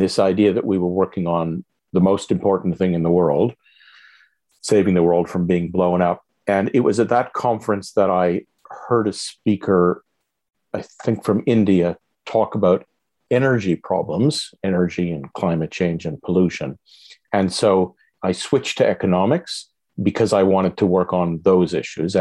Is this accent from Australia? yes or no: no; Montreal, Quebec, Canada; I grew up in Montreal